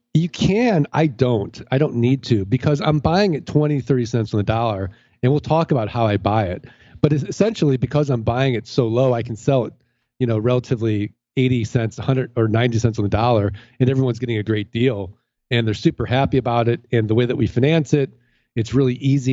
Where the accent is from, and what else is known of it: St. Louis, Missouri, United States